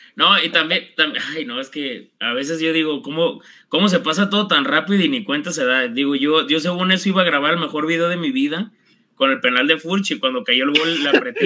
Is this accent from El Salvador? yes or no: no; Zapotlanejo, Jalisco, Mexico; soy de Zapotlanejo